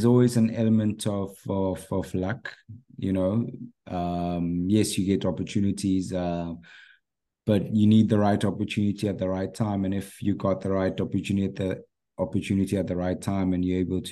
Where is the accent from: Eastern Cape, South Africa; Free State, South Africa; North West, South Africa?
Free State, South Africa; Bloemfontein; also born or lived in Ghana; as I grew up in Bloemfontein